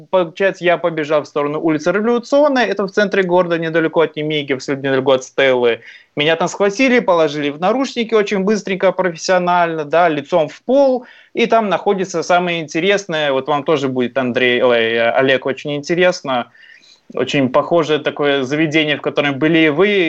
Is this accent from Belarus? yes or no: yes; Belarus; Мы, мы белорусы, поверьте, мы очень мирные, очень открытые, очень дружелюбные, очень приятные люди